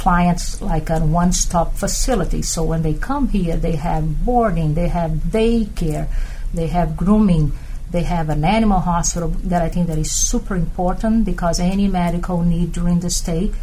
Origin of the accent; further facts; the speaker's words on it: Brazil; moved away as an adult; now in Florida, United States; I'm from Brazil, and when I first moved to U.S.